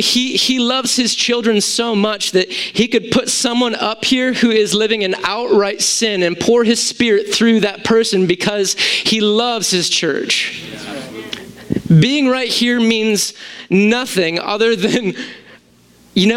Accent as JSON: {"language": "English", "country": "United States", "said": "I'm an American with Greek thinking"}